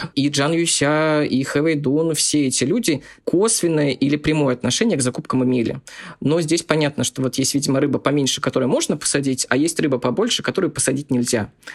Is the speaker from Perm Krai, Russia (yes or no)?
no; Zabaykalsky Krai, Russia; я из Забайкальского края, и мы очень часто ездили в Манчжурию закупаться товаром